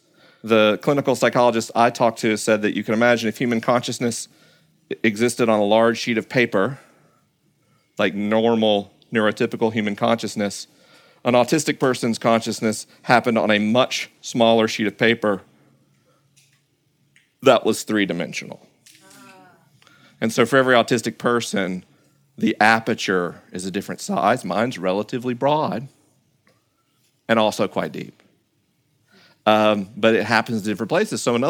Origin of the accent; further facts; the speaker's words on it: the South, United States; growing up in the South in a culture that in no way would tolerate variance from social norms